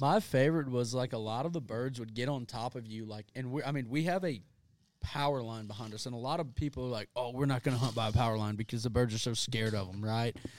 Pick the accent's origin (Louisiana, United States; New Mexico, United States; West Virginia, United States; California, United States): Louisiana, United States; South; I'm from South Louisiana